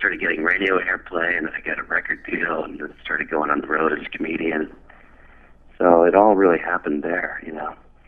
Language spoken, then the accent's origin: English; Los Angeles, California, United States; Yeah, I'm originally from I'm from Los Angeles.